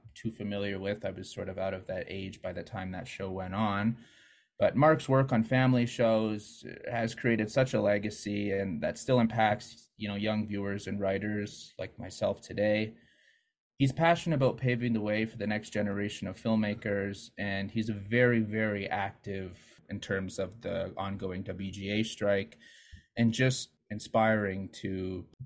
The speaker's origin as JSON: {"language": "English", "town": "Calgary", "region": "Alberta", "country": "Canada", "said": "Calgary, Alberta."}